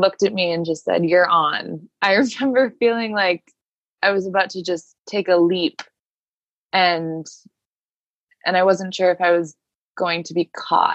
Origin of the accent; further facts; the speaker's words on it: Cape Cod, Massachusetts, United States; I've been here since March in the house that I grew up in on Cape Cod with my mom and my grandma